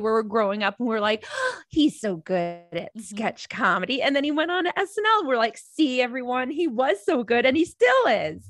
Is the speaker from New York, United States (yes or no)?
no; Minnesota, United States; I grew up in Minnesota, there weren't a ton of Catholics